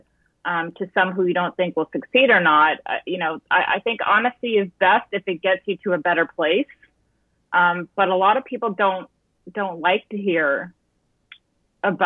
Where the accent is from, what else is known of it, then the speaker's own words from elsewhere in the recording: Fayetteville, New York, United States; I grew up in upstate New York out of Syracuse in a little place called Fayetteville, New York